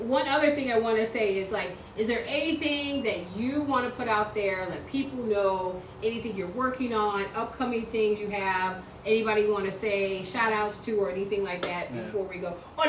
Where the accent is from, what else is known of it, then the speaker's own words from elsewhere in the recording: Chicago, Illinois, United States; moved away; because I'm from Chicago.